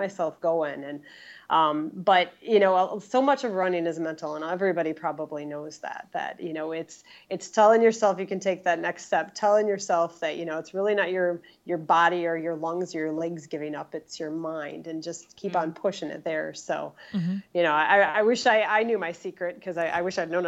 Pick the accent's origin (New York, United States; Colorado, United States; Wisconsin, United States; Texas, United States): Wisconsin, United States; Wausau